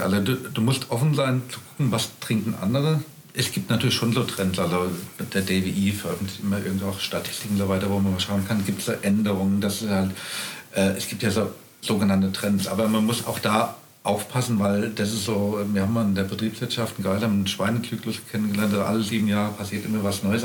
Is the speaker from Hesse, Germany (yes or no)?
yes; Rheingau, Hesse, Germany; moved away as an adult; also born or lived in Kaiserstuhl; ich bin gebürtiger Rheingauer, bin in Österreich geboren